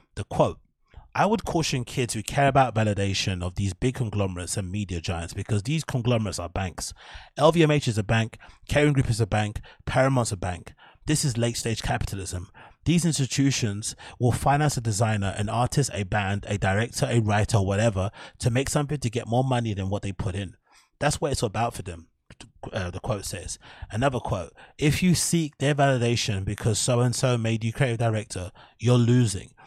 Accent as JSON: {"language": "English", "region": "England", "country": "United Kingdom", "lives_now": "London, United Kingdom", "said": "as Brits or as English people"}